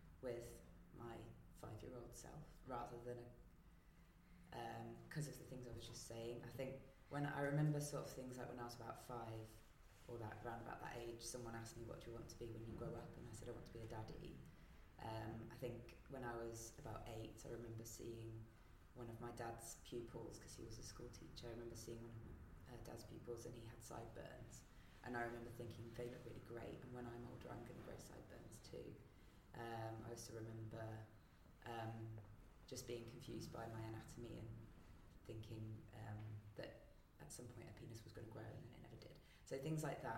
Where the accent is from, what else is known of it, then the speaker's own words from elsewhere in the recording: West Midlands, United Kingdom; I grew up in the West Midlands, mostly with a Catholic, Roman Catholic upbringing